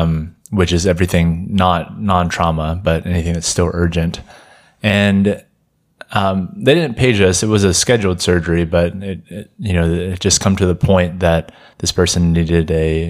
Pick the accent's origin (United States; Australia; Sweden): United States; Jackson, Mississippi; Yeah, I am from Jackson, Mississippi. I'm a third year medical student.